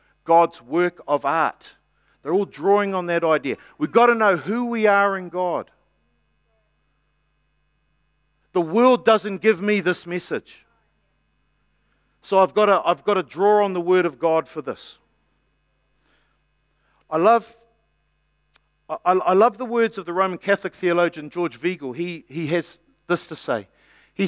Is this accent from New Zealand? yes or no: yes; New Zealand; I'm a New Zealander